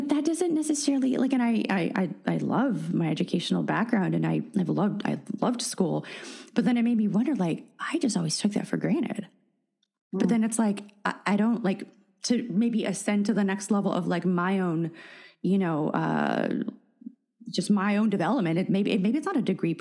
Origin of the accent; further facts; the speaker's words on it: San Francisco, California, United States; first language Russian; English is a second language; I grew up in San Francisco